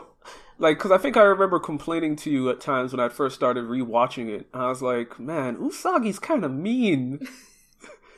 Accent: Jamaica; moved away; also born or lived in Japan; I'm originally from Jamaica

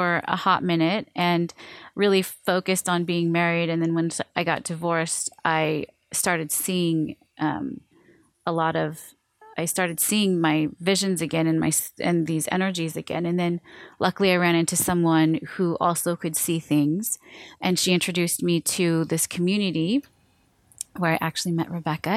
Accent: Seattle, Washington, United States; also born or lived in Hawaii; I was born in Hawaii and then I was raised in Seattle

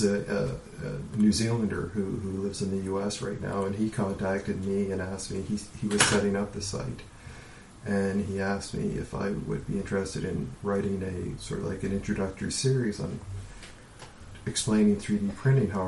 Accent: Canada; as a Canadian

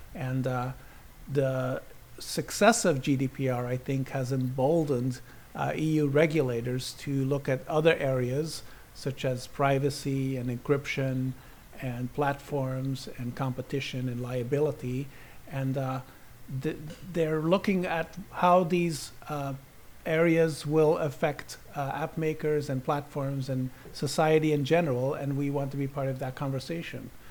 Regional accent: Sydney, New South Wales, Australia; now in Belgium; I was born in Sydney

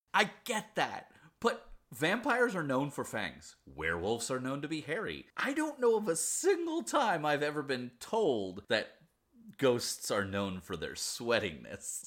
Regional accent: Pennsylvania, United States; I'm from Pennsylvania as well

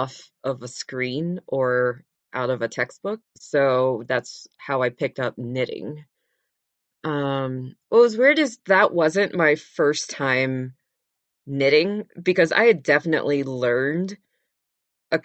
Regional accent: Las Vegas, Nevada, United States; moved away; also born or lived in San Francisco Bay Area, California / Los Angeles area, California; they moved when I was just a baby to Las Vegas, Nevada, where I grew up.

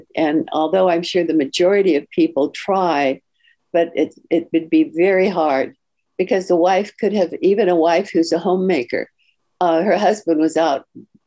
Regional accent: Palo Alto, California, United States; moved away as an adult; now in Florida, United States; I was raised in a very conservative family, and I'm from Palo Alto, California

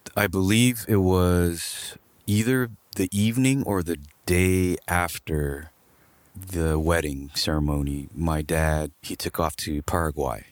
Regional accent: Los Angeles, California, United States; also born or lived in Glendale; grew up in Los Angeles, more towards East L A. I grew up in Echo Park

